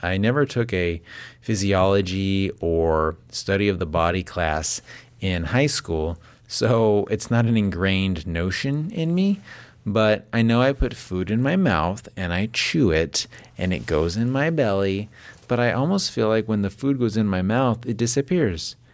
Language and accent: English; Las Vegas, Nevada, United States; now in Northern California, United States; I live in Northern California. I grew up in Las Vegas